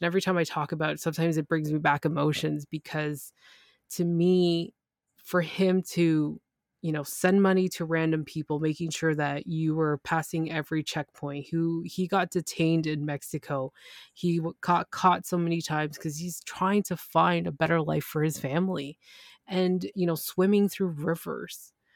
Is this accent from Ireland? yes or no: no; Canada; I'm Canadian